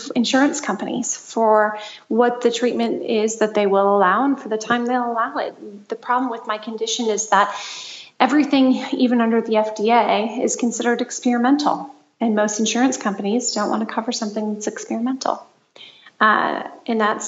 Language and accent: English; Michigan, United States; now in Los Angeles, United States